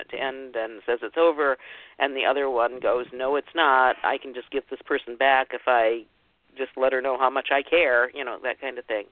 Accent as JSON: {"language": "English", "region": "Ohio", "country": "United States", "tie": "born or raised there", "said": "I was born and raised in the Midwest in Ohio"}